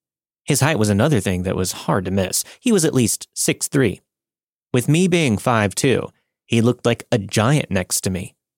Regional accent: Mexico; now in Salt Lake City, United States; I'm originally from Mexico and moved to Salt Lake City, Utah back in 1998.

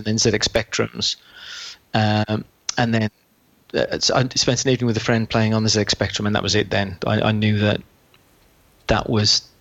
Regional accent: West Midlands, United Kingdom; As you can probably tell from the accent, I'm from the West Midlands.

